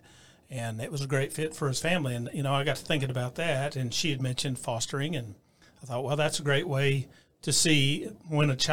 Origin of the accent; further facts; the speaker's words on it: Canyon, Texas, United States; I grew up in Canyon, went to Canyon High as well